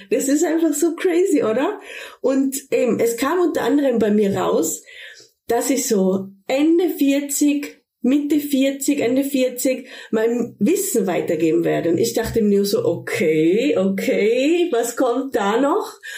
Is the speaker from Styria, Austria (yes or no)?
no; Tyrol, Austria; moved away as an adult; also born or lived in Ibiza, Spain / Cologne, Germany; now in Sankt Augustin, Germany; Eigentlich bin ich aus Tirol, aus Österreich, wie man vielleicht auch hört